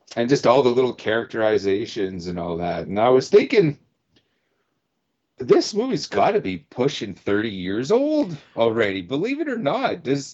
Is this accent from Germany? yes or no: no; Canada; we're Canadian, eh?